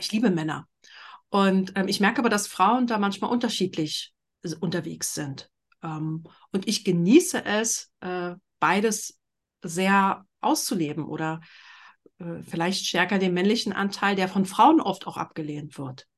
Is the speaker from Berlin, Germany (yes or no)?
yes; Berlin, Germany; ich bin in Berlin groß geworden, in einer Großstadt